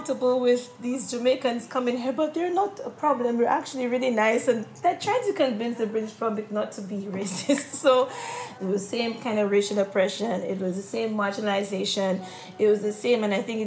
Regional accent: St. Lucia; moved away as an adult; now in United Kingdom; when I was growing up in St. Lucia

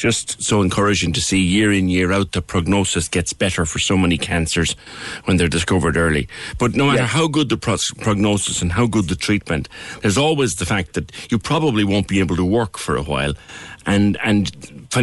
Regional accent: Cork, Munster, Ireland; as Cork people

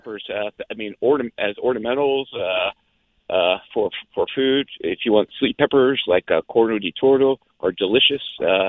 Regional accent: Pennsylvania, United States; moved away; Well, originally, I'm from Pennsylvania. My grandfather immigrated from Italy

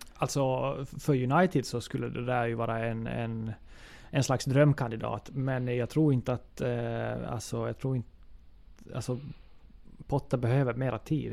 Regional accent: Ostrobothnia, Finland; som österbottning

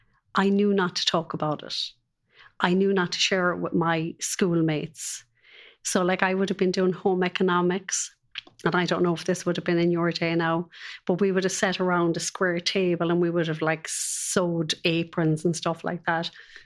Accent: Cork, Munster, Ireland; It was lovely. It was very free. It was very innocent.

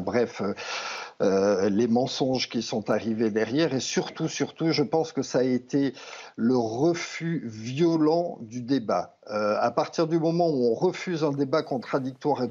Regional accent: France; moved away as an adult; also born or lived in Italy; c'est mon pays, j'y ai travaillé pendant 25 ans, je suis... Euh, je suis français

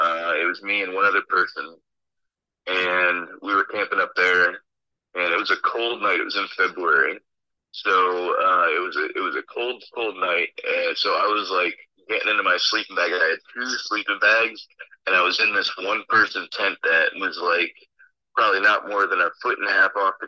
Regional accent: New Jersey, United States; I'm from New Jersey

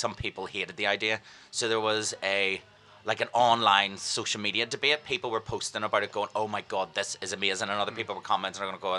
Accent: Ireland; now in London, United Kingdom; We're Irish

